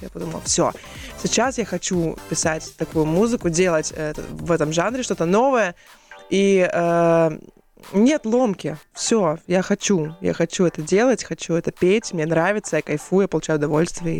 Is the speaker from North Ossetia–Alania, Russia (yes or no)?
no; Novosibirsk, Novosibirsk Oblast, Russia; moved away as an adult; also born or lived in Rubtsovsk, Altai Krai; now in Moscow, Russia; Я родилась в городе Рубцовске, это Алтайский край. Потом, ага. ну, практически всю свою сознательную жизнь я прожила в Новосибирске